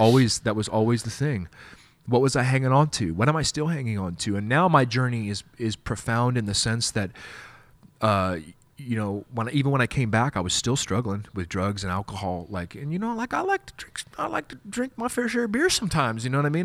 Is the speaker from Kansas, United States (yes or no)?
yes; Wichita, Kansas, United States; I'm from Wichita, Kansas